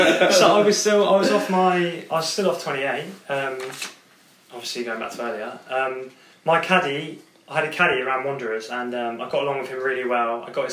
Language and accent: English; South Africa; Sif Ifrika. I'm from Sif Ifrika.